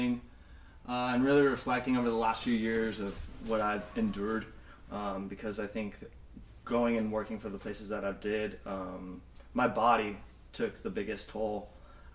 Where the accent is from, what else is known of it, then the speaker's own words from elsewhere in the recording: Los Angeles, California, United States; born in L.A., Northridge area